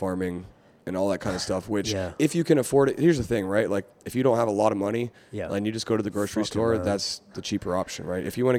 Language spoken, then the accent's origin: English; West Virginia, United States; I'm from West Virginia, right?